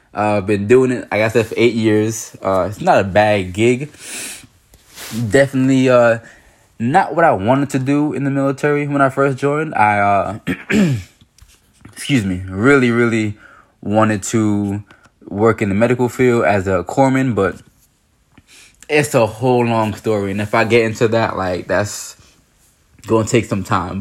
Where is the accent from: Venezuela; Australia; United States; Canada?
United States; New York; growing up in New York